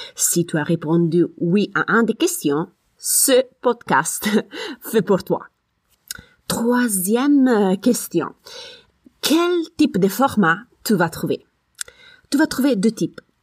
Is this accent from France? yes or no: no; Italy; French is a second language; moved away; je suis italienne